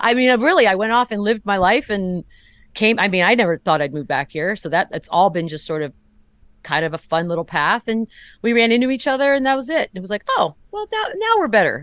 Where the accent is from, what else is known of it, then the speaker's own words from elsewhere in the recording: San Antonio, Texas, United States; moved away as an adult; I grew up here